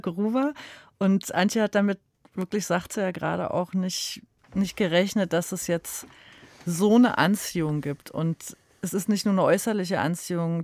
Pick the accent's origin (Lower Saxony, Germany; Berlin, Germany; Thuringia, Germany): Berlin, Germany; wir sind auch aus Ostberlin, eben Ostberlin groß geworden